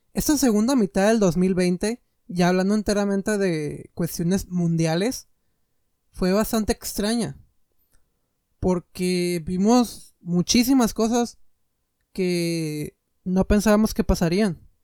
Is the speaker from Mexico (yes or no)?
yes; Mexico